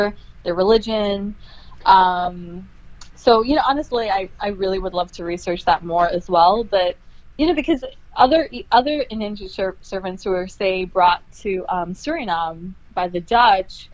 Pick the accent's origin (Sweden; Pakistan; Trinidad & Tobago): Trinidad & Tobago; now in New York, United States; in Trinidad as a little girl